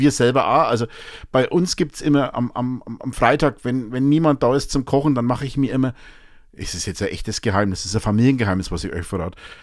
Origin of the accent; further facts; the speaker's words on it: Münchberg, Bavaria, Germany; ich bin ja Münchberger, ne? Ich bin ja ursprünglich in Münchberg geboren, ich war ja immer in der Fledermaus